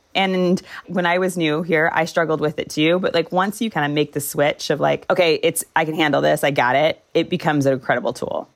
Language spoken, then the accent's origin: English; Orange County, Southern California, United States; moved away as an adult; now in Salt Lake City, United States; I grew up in Southern California